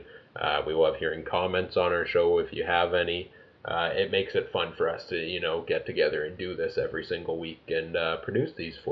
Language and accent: English; Canada; both as a Canadian living in Canada here